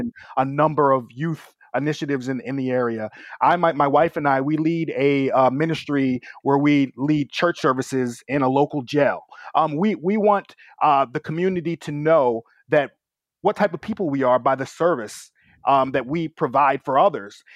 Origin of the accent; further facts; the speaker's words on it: New York, United States; I was a little bit too rambunctious for the New York public school system